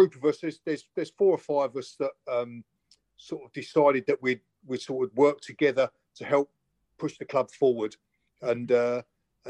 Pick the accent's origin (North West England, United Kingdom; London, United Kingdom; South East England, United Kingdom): South East England, United Kingdom; Chatham; also born or lived in Gillingham; I was brought up in Chatham originally, and then mum and dad moved over to Gillingham, and then I went to junior school